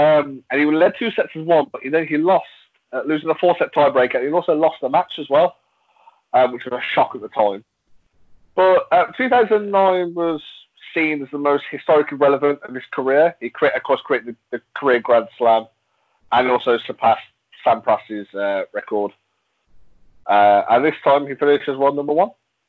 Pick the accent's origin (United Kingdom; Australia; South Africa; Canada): United Kingdom; England; I'm English